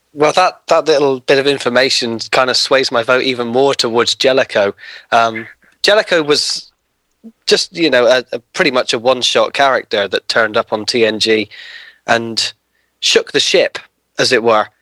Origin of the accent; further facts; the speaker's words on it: United Kingdom; being a Brit makes my pick very, very easy because we don't have Captain Crunch cereal over here